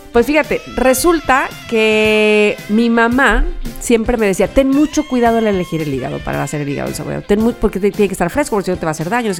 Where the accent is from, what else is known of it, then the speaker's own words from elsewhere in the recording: Mexico; soy mexicana